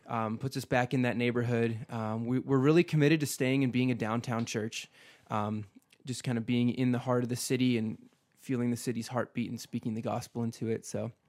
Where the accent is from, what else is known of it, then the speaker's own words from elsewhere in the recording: Midwest, United States; moved away as an adult; now in Boise, United States; I grew up in the Midwest, man. I have roots there. I'm a Midwesterner